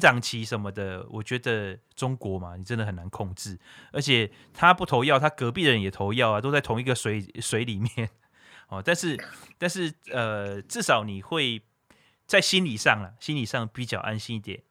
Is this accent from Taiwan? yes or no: yes; Taiwan; 因为我是土生土长的台湾音娜